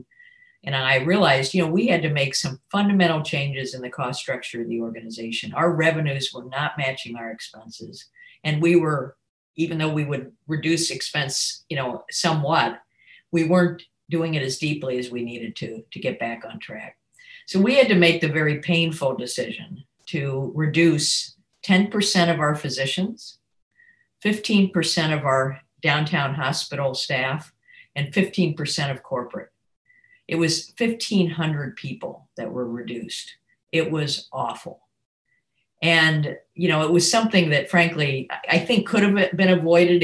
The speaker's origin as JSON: {"language": "English", "town": "Akron", "region": "Ohio", "country": "United States", "tie": "born or raised there", "said": "I grew up in Akron, Ohio"}